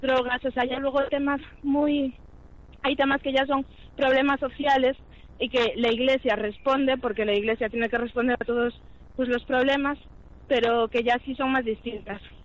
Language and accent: Spanish; Vigo, Galicia, Spain; moved away as an adult; now in Santiago de Compostela, Spain; nací en Vigo. Llevo aquí en Santiago viviendo solo los últimos seis años